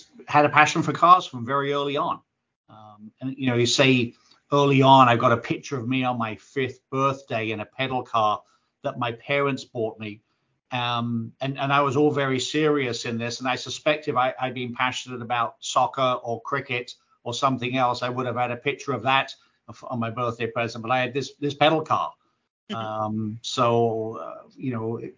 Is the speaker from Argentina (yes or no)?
no; England, United Kingdom; As a kid growing up in England